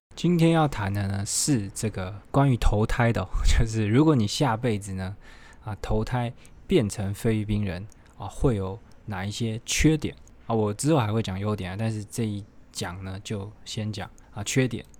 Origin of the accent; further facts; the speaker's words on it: Taiwan; now in Philippines; 我们台湾